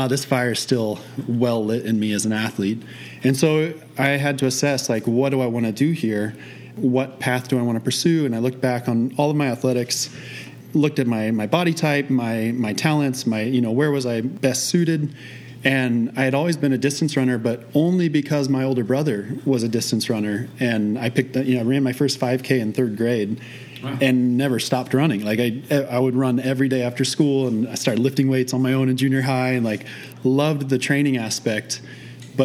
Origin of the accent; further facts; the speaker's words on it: Midwest, United States; moved away as an adult; also born or lived in Oregon; I was born and raised in the Midwest, went to school in the Midwest.